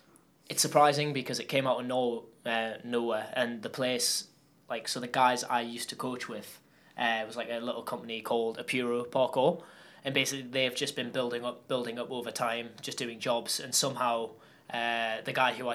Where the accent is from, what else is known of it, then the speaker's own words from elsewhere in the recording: Newcastle upon Tyne, North East England, United Kingdom; I'm from Newcastle upon Tyne, which is northeast of England. It's kind of nobody really knows about Newcastle, but it is kind of just below Scotland.